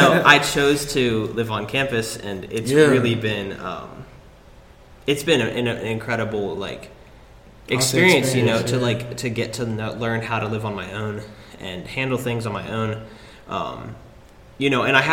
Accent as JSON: {"language": "English", "town": "Greensboro", "region": "North Carolina", "country": "United States", "tie": "born or raised there", "also_born_or_lived": "Dillsburg, Pennsylvania"}